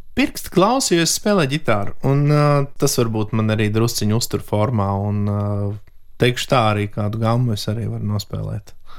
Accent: Latvia; es esmu no Latvijas.

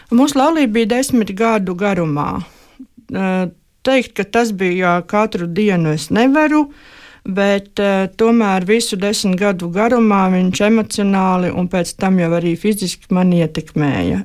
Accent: Kurzeme, Latvia; moved away as an adult; also born or lived in Semigallia; Un manas dzimtās mājas ir kurzemē

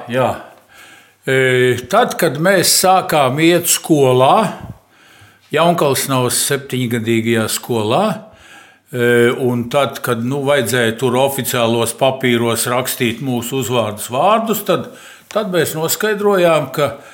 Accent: Latvia; first language Latvian; Visu mūžu ģimenē runājām visi, gan tēvs, gan māte, gan bērni latviešu valodā, ar akcentu tēvs un mamma, protams, Eh, bet eh, vienalga mēs visi runājām latviešu valodā, gājām latviešu skolās

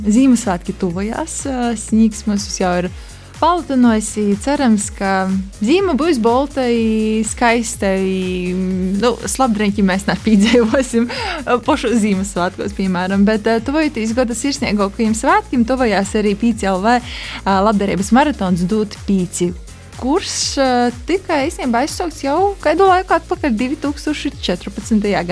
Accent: Kārsava, Ludza Municipality, Latvia

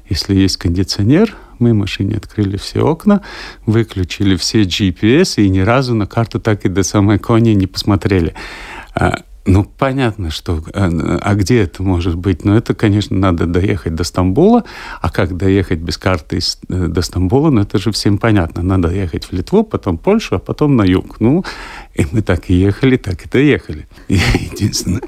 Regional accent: Latvia; Я говорю, ну, из Латвии.

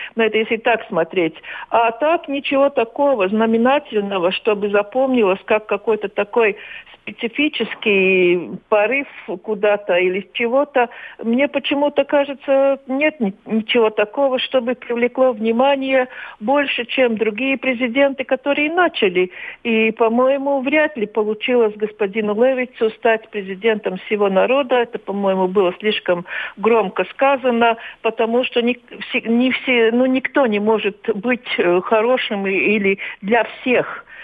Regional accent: Latvia

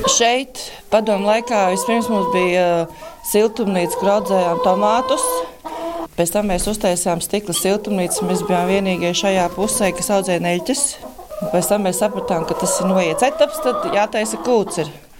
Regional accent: Lubāna, Madona Municipality, Latvia; also born or lived in Ogre; now in Stelpe Parish, Latvia; Īstenībā no Lubānas, Madonas puses, bet es ogrēju, gāju vidusskolā

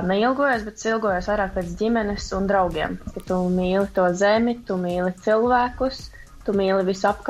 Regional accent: Liepāja, Kurzeme, Latvia; es dzīvoju Rīgā, un Rīga nav īsti mana pilsēta, jo es pati esmu no Liepājas

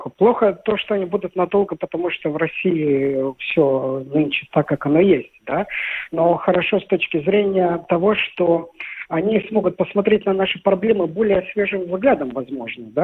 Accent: Ukraine; now in Russia; Я приехал с Украины в 64 году и живу.

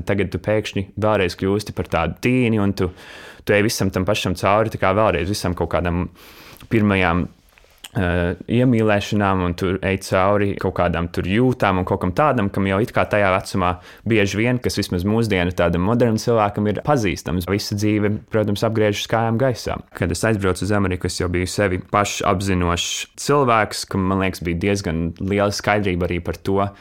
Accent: Latvia; moved away as an adult; manu tīņa laiku, kad es dzīvoju Latvijā

